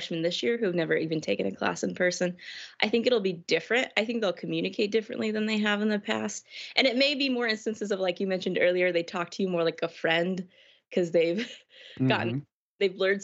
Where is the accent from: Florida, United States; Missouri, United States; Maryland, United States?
Missouri, United States; moved away as an adult; also born or lived in Ohio; now in Woodbury, United States; I'm from Missouri originally